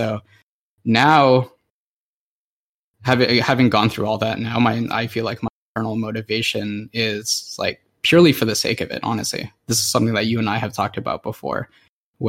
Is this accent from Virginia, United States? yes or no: no; Anchorage, Alaska, United States; I grew up in Anchorage and we were like kind of isolated.